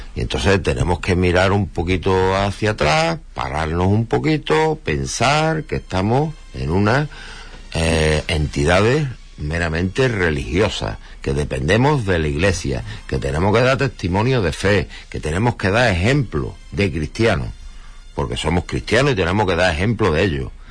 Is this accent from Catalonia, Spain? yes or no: no; Huelva, Andalusia, Spain; Nosotros como somos tan de Huelva y queremos tanto a Huelva